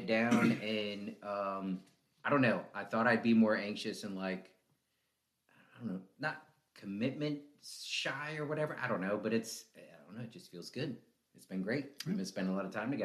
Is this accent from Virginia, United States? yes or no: yes; Newport News, Virginia, United States; I'm from Newport News